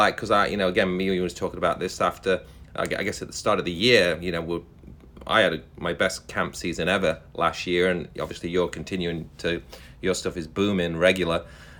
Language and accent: English; England, United Kingdom; me being an Englishman